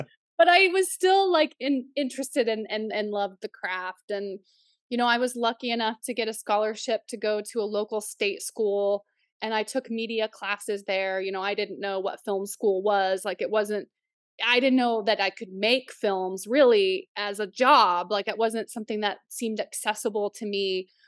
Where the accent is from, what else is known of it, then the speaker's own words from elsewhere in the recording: Missouri, United States; also born or lived in Oklahoma; Well, I grew up in Southwest Missouri, Northeastern Oklahoma, right near my tribe's reservation.